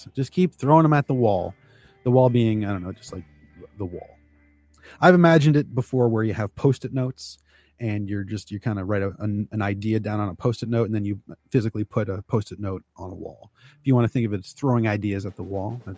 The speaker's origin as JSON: {"language": "English", "area": "just outside of Toronto", "region": "Ontario", "country": "Canada", "tie": "born or raised there", "also_born_or_lived": "Chicago area, United States", "said": "I used to live just outside of Chicago, but I was born just outside of Toronto."}